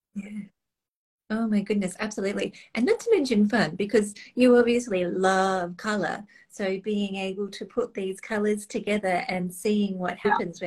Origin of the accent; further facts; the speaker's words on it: Australia; being Australian